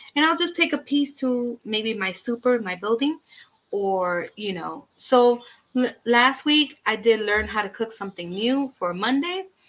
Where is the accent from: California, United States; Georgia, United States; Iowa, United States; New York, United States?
New York, United States; New York City; also born or lived in Brooklyn; I was raised in Washington Heights and now I live in the Bronx